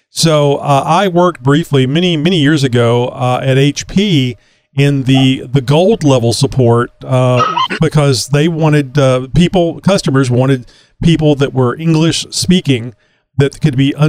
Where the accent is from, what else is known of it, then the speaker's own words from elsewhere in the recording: Texas, United States; I'm a Texan, and that's the way Texans talk